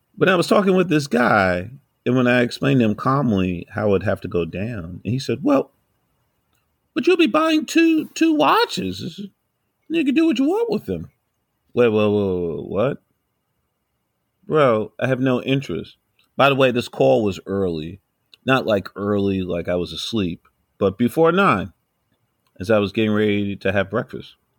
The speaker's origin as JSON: {"language": "English", "town": "New York City", "region": "New York", "country": "United States", "tie": "born or raised there", "said": "I'm from New York, yo. I've been here all my life"}